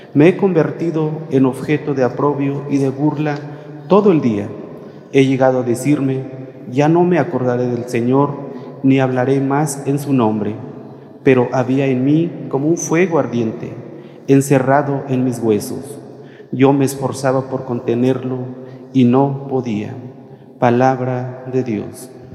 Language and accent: Spanish; Mexticacán, Jalisco, Mexico; moved away; a mi pueblo, Mesticacán